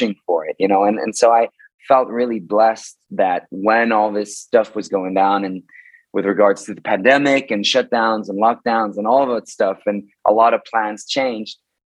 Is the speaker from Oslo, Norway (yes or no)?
no; Bergen, Vestland, Norway; in Bergen, in my hometown in Norway